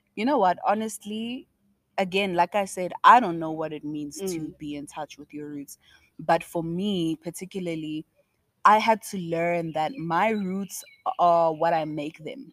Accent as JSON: {"language": "English", "country": "South Africa", "said": "I was South African"}